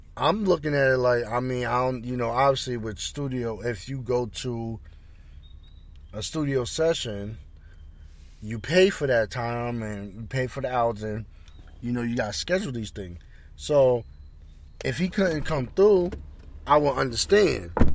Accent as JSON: {"language": "English", "town": "Roosevelt", "region": "New York", "country": "United States", "tie": "born or raised there", "said": "my hometown, Roosevelt"}